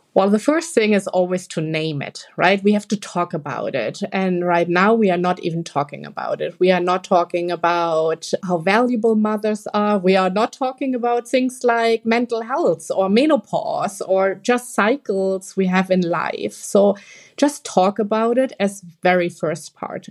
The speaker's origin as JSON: {"language": "English", "country": "Germany", "said": "we are all from Germany here, the three of us, the country we live in right now"}